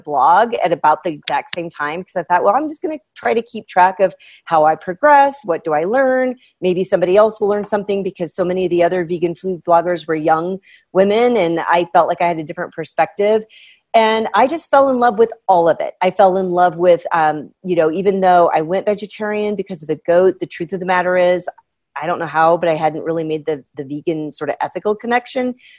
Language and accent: English; Midwest, United States; I'm from the Midwest